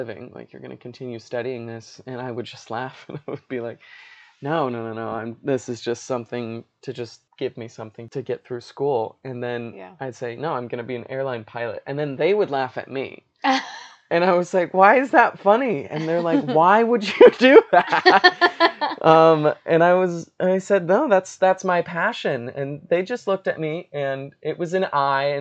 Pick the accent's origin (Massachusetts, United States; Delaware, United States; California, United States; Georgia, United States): California, United States; Los Angeles; also born or lived in North Dakota; now in Chicago, United States; I was born in North Dakota, but moved to the LA Orange County area when I was like 4.5 or 5